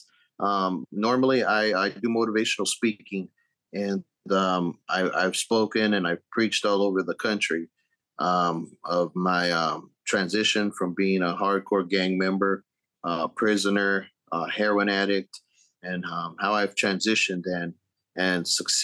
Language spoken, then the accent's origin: English; San Bernardino, California, United States; moved away as an adult; also born or lived in Arizona; now in Texas, United States; I'm originally from California. San Bernardino